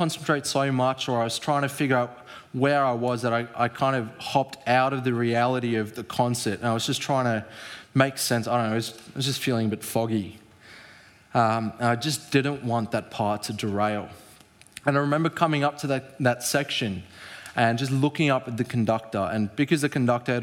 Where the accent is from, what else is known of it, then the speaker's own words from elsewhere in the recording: South Africa; as a South African, our language is quite similar